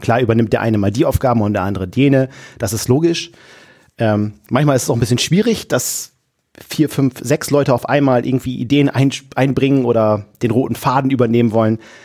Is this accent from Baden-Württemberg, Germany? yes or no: no; Wilhelmshaven, Lower Saxony, Germany; komme aus dem tiefsten Friesland-Wilhelmshaven